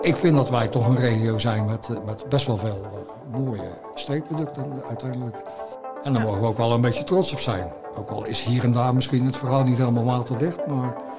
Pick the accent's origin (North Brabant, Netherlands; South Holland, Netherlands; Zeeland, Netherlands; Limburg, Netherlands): Zeeland, Netherlands